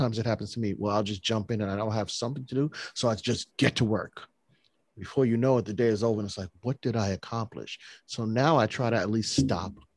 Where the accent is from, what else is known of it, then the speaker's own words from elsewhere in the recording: New York, United States; now in New Jersey, United States; I'm a city boy. Okay. I'm from New York. I'm in Jersey now